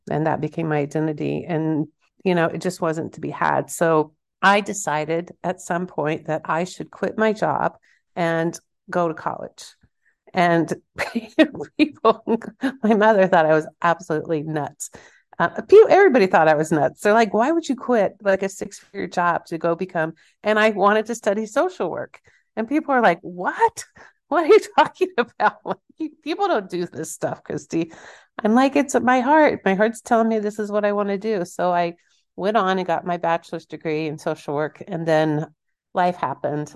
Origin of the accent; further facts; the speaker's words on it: Kansas, United States; I'm from Kansas